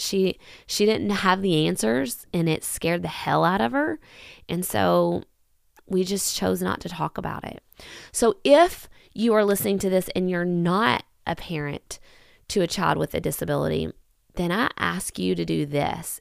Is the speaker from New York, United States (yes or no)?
no; Kentucky, United States; I am from Kentucky